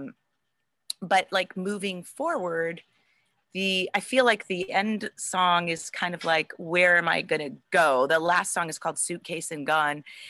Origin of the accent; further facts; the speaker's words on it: Cleveland, Ohio, United States; I grew up in Cleveland, and WMMS was like the thing to listen